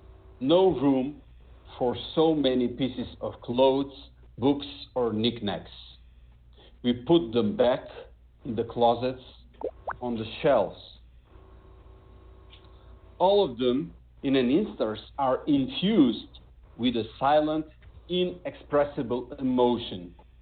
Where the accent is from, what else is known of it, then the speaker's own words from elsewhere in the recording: North Macedonia; first language Macedonian; English is a second language; I only write poetry in Macedonian, in my native language